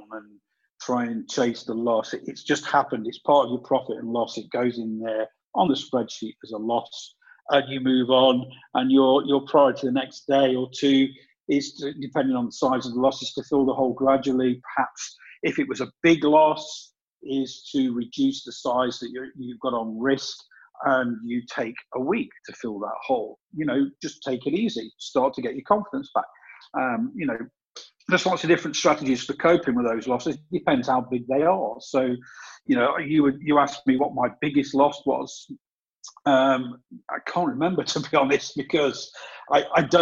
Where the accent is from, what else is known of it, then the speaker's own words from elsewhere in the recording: England, United Kingdom; also born or lived in south of Spain; now in Spain; I'm English, but I don't live in England.